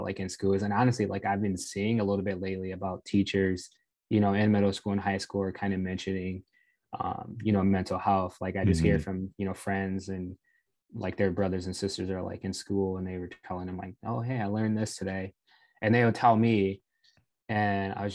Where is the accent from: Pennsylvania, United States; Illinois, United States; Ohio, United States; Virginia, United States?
Illinois, United States; Rockford; I grew up in Rockville, Illinois